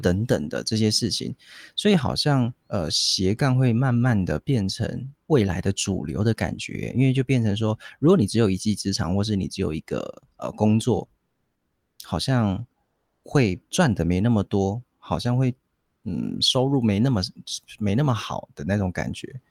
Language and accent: Chinese; Taiwan; accent: Taiwanese Mandarin; 我们有一点台湾国语